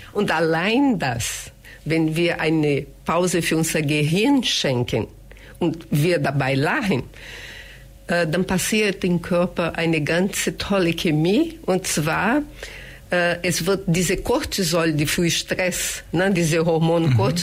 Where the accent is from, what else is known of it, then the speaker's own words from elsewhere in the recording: Brazil; German is a second language; moved away as an adult; now in Germany; ich komme aus Brasilien, wohne hier schon über 30 Jahre